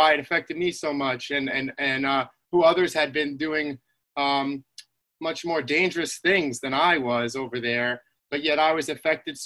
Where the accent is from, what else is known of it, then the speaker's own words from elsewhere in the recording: Islip, New York, United States; I grew up in Long Island in Islip, New York